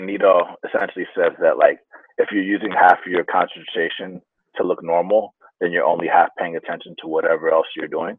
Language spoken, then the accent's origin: English; Atlanta, Georgia, United States; first language Spanish; English is a second language; moved away as an adult; now in San Francisco, United States; I grew up in Atlanta, surrounded by other people that like me